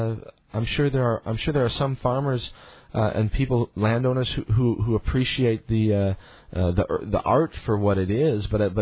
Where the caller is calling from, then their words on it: Missouri, United States; I'm calling you from Missouri, which is in the quote unquote heartland of the United States, and there's a tremendous amount of farming that goes on in our area here